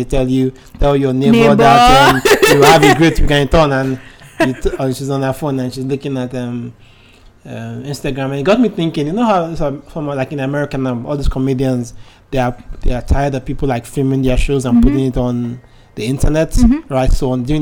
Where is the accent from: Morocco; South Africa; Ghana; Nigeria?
Nigeria; as an Nigerian